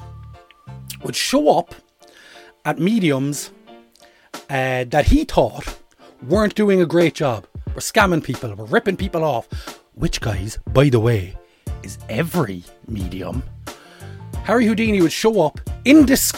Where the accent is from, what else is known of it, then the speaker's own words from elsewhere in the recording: Ireland; I'm an Irish man